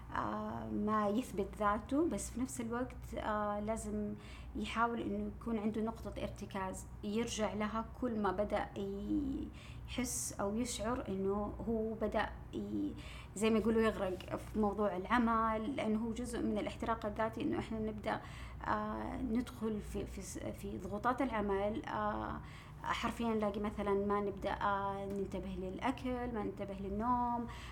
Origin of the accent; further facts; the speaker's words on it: Saudi Arabia; عندنا في السعوديه